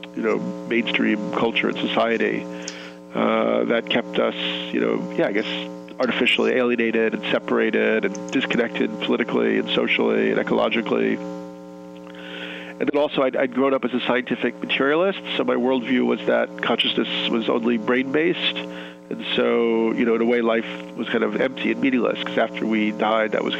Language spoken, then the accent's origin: English; New York, United States; I was born in New York and raised here